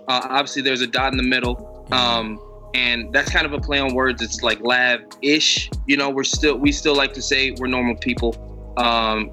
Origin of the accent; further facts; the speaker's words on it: Chicago, Illinois, United States; I'm from Chicago.